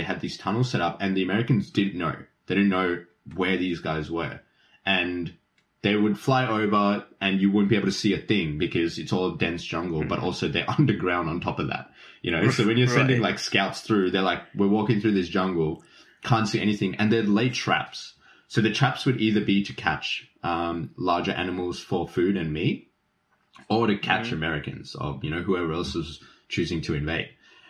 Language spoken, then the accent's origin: English; Keysborough, Victoria, Australia; Keysborough. Yeah, Vietnam.